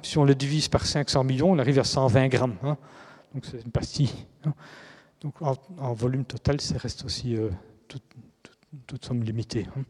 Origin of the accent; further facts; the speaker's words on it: Belgium; en tant que Belge